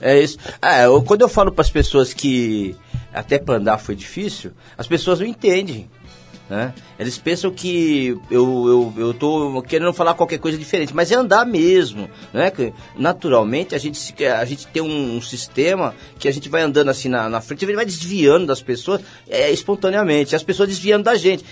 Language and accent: Portuguese; São Paulo, Brazil; eu morava na Vila Maria